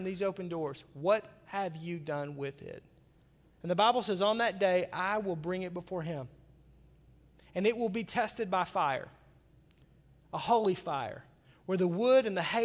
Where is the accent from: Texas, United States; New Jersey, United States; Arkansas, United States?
Arkansas, United States; now in Milwaukee, United States; I grew up in Arkansas